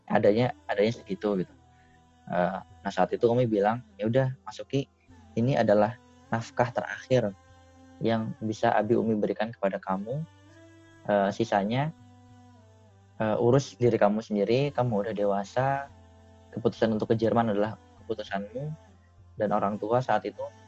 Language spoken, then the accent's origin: Indonesian; Indonesia; moved away as an adult